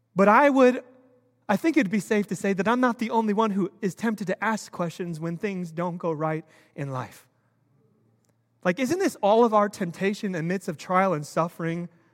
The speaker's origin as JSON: {"language": "English", "country": "United States", "tie": "born or raised there", "said": "I'm an American. I was born and raised here"}